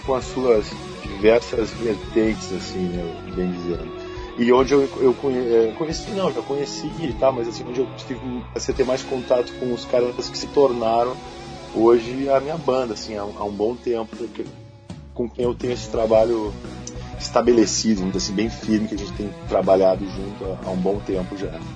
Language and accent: Portuguese; Rio Grande do Sul, Brazil; now in Rio de Janeiro, Brazil; minha terra, assim, do lugar onde eu vi